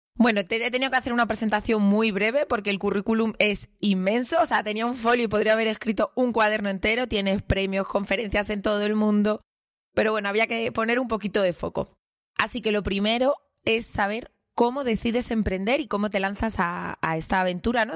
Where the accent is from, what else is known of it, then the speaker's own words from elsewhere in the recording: Madrid, Community of Madrid, Spain; Somos los tres de Carabanchel